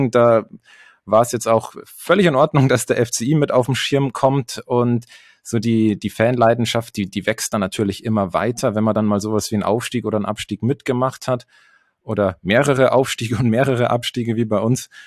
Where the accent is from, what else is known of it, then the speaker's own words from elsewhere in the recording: Pfaffenhofen, Bavaria, Germany; Ich komme aus Pfaffenhofen, das ist zwischen Ingolstadt und München.